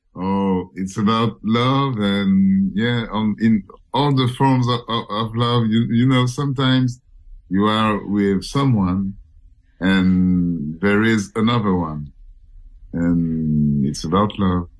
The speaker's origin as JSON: {"language": "English", "country": "Senegal", "tie": "born or raised there", "also_born_or_lived": "Cameroon", "moved": "yes", "lives_now": "Paris, France", "said": "From Cameroon. And I was raised in Senegal"}